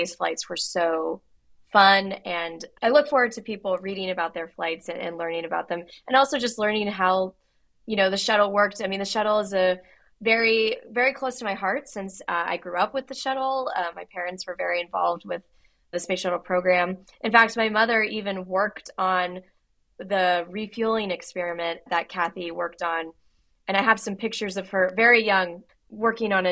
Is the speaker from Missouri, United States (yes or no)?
no; Houston, Texas, United States; I grew up in Houston outside NASA's Johnson Space Center